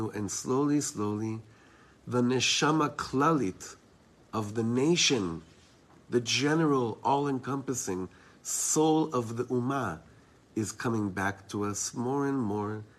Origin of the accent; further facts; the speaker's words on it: Israel; I'm from Eretz Yisrael.